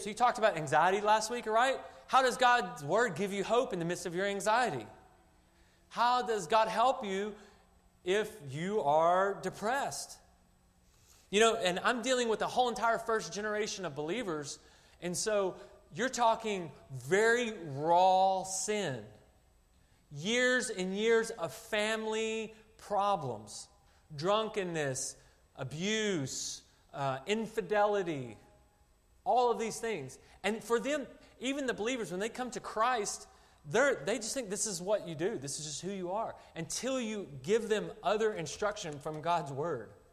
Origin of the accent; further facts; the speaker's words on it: Arkansas, United States; moved away as an adult; now in China; I was born and raised in Arkansas